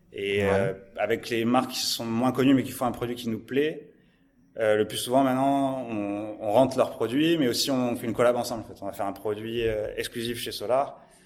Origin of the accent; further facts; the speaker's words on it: Montpellier, Occitania, France; je suis né dans, toujours à Montpellier. Toujours à Montpellier, toujours dans le sud.